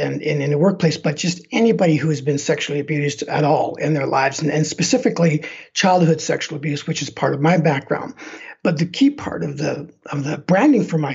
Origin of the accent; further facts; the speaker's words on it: Canada; moved away as an adult; now in Denver, United States; my hometown back in Canada